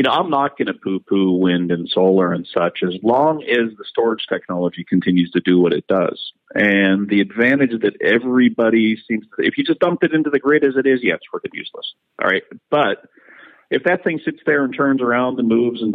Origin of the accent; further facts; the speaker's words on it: Pittsburgh, Pennsylvania, United States; I grew up in Pittsburgh.